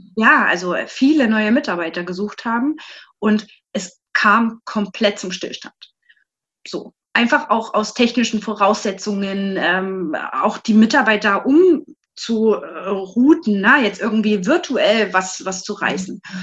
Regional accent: Leipzig, Saxony, Germany; bin aus Leipzig

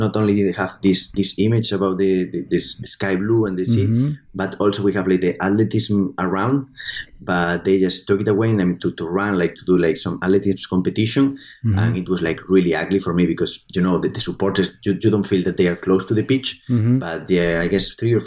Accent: Galicia, Spain; English is a second language; moved away as an adult; when I decided to leave Spain, to leave Galicia, and I was living in different countries

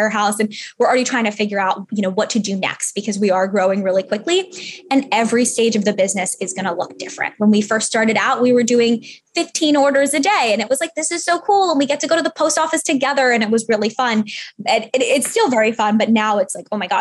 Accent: New York City, New York, United States; now in San Francisco, United States; I grew up in New York City. Now we live in San Francisco

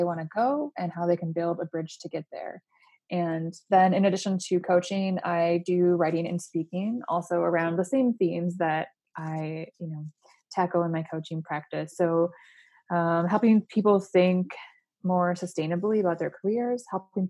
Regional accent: Port Huron, Michigan, United States; moved away as an adult; I was born and raised in a small town in Michigan called Port Huron.

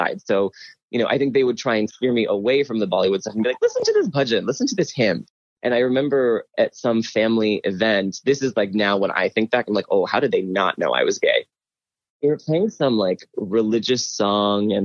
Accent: Pittsburgh, Pennsylvania, United States; when I was growing up in Pittsburgh

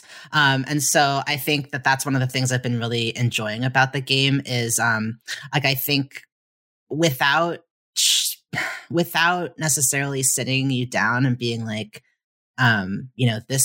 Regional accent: United States

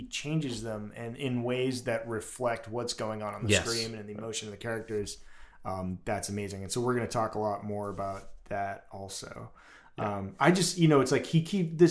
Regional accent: Boston, Massachusetts, United States; we're all from Boston up here

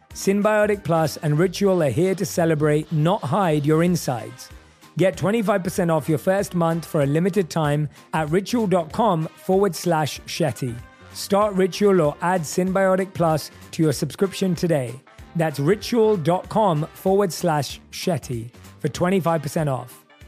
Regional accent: London, United Kingdom; moved away; my roots growing up in London as well, where I think we have an incredibly strong South Asian community where you are right now, where I was born and raised.

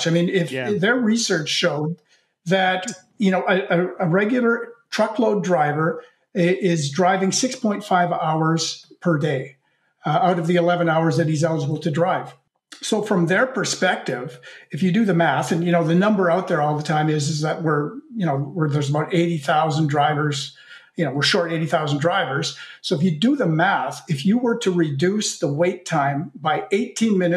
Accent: Canada; I'm Canadian

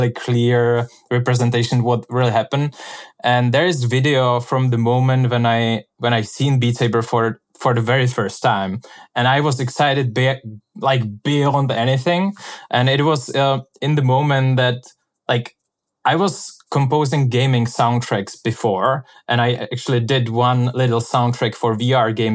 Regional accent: Czechia; moved away as an adult; also born or lived in Venice; And I'm from Czech Republic.

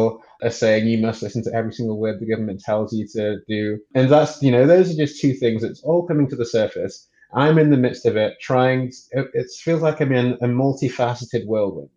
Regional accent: England, United Kingdom; moved away as an adult; now in California, United States; I am from England, born and raised in England to Nigerian parents

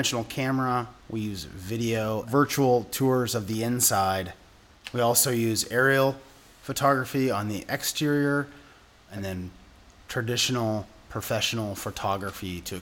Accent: Seattle, Washington, United States; I grew up in West Seattle, third generation West Seattleite.

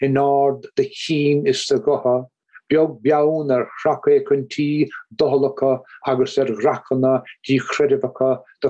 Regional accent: Kerry, Munster, Ireland; where I grew up in Kerry

